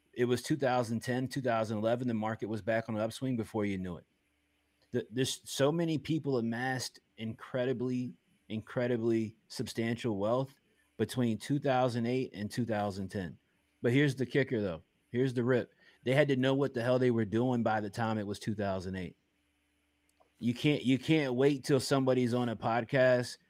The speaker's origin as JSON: {"language": "English", "town": "Richmond", "region": "Virginia", "country": "United States", "said": "Richmond, Virginia"}